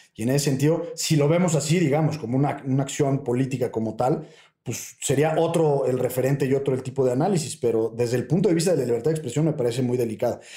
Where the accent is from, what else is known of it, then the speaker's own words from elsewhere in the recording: Mexico; para nosotros eh, como mexicanos